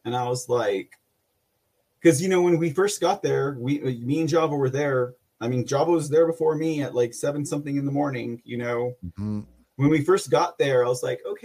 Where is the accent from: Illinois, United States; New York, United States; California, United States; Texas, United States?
Texas, United States; San Antonio; also born or lived in Austin, Texas; I'm from San Antonio